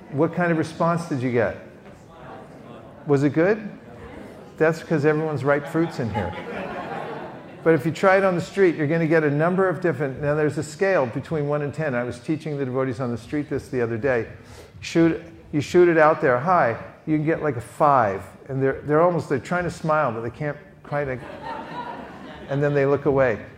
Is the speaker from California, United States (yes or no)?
yes; California, United States; Here's my question I say, I'm from California.